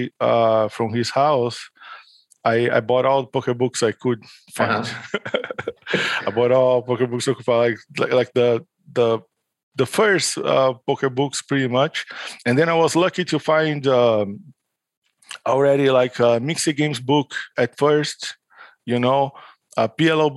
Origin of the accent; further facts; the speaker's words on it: São Paulo, Brazil; São Paulo, which is my hometown in Brazil